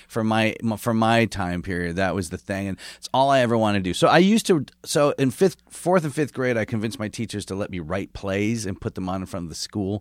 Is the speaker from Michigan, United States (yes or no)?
yes; Michigan, United States; moved away; also born or lived in San Francisco; I grew up in Michigan State country.